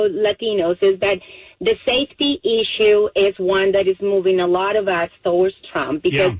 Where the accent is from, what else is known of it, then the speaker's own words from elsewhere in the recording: Colombia; now in Jacksonville, United States; I'm Hispanic. I'm from Colombia.